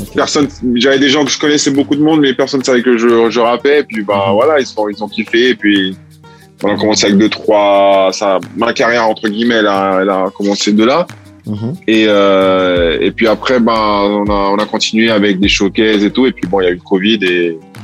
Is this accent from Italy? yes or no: yes; Italy; moved away; also born or lived in French Guiana; j'ai grandi en Italie